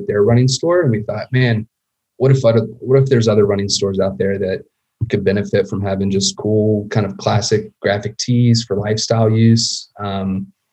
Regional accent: Huntington, West Virginia, United States; I grew up just outside of Huntington, West Virginia

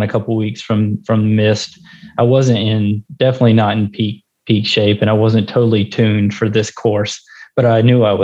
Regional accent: Alabama, United States; now in Cincinnati, United States; I grew up in Alabama, and I've lived in Cincinnati for 10 years now

